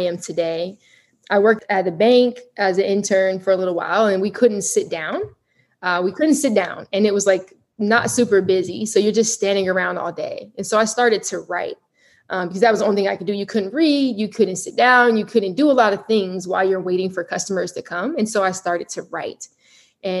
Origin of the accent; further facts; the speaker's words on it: Colorado Springs, Colorado, United States; moved away as an adult; also born or lived in Hampton, Virginia; I'm originally from Colorado Springs. Grew up there